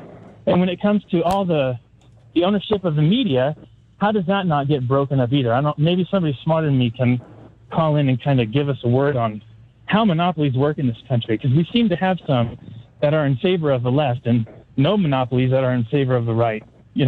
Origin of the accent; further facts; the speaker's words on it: Denver, Colorado, United States; moved away as an adult; now in Idaho, United States; I grew up in Denver. It was a cow town when I was there